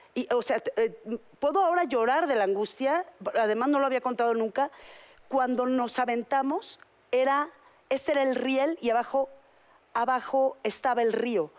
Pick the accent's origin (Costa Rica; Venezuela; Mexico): Mexico; yo todavía me crié en México